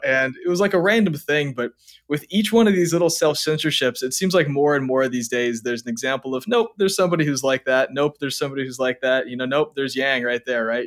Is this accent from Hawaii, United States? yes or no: yes; Hawaii, United States; growing up in Hawaii, like, when I was a teenager